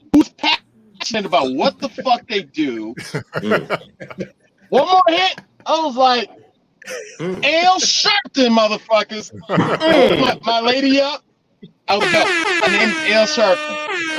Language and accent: English; New York, United States; moved away as an adult; now in Atlanta, United States; I'm originally from New York. Moved here to Atlanta